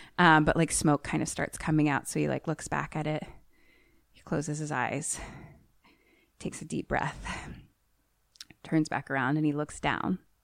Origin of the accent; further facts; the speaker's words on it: United States; I am American